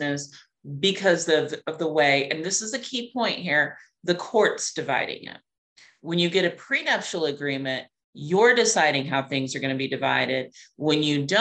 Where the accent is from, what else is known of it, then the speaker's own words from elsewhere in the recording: Clovis, New Mexico, United States; moved away as an adult; now in Atlanta, United States; Clovis, New Mexico is where I was born